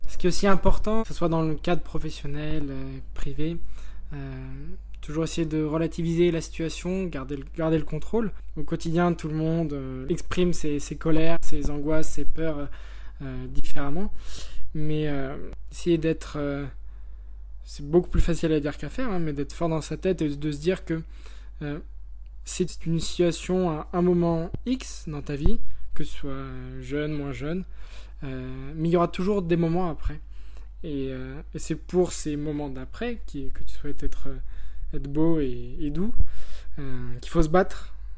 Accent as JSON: {"language": "French", "town": "Lyon", "region": "Auvergne-Rhône-Alpes", "country": "France", "said": "je suis originaire de Lyon j'ai 24 ans"}